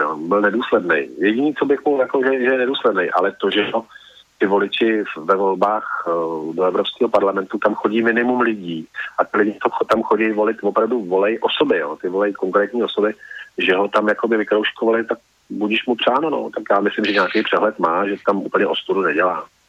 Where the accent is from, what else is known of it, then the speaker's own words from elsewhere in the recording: Central Bohemian Region, Czechia; já ze středních Čech tak, a, a jsem Čech